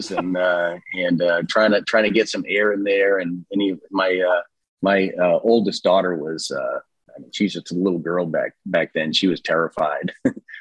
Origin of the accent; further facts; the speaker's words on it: central Massachusetts, United States; now in Hot Springs Village, United States; in central Massachusetts where I grew up